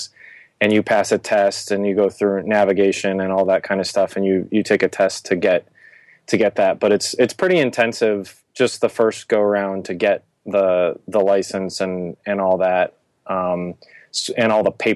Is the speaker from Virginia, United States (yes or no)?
yes; Virginia, United States; also born or lived in New England; I'm from originally the New England area, and then I grew up in Virginia